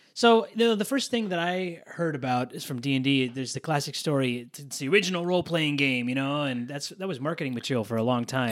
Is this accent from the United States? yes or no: yes; East Coast, United States; I grew up on the East Coast